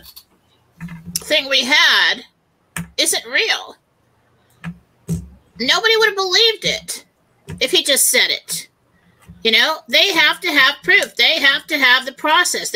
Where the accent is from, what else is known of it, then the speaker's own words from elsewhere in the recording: San Diego, California, United States; I grew up in San Diego.